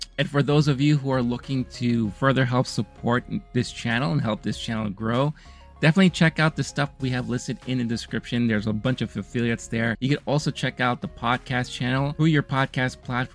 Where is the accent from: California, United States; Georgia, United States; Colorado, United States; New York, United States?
New York, United States; I grew up in America. I grew up here in New York.